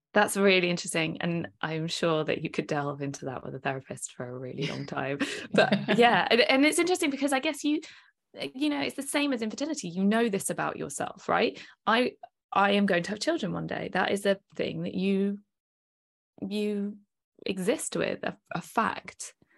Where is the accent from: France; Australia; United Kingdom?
United Kingdom; we're British